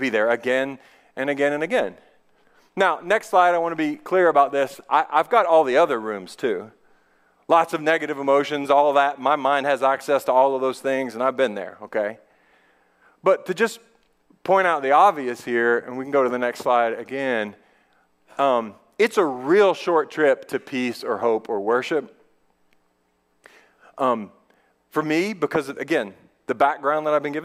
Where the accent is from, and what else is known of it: United States